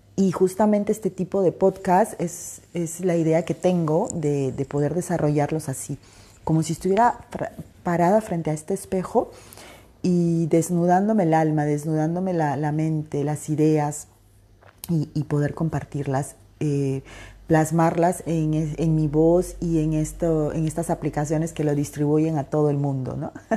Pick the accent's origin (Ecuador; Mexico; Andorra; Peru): Peru; Soy peruana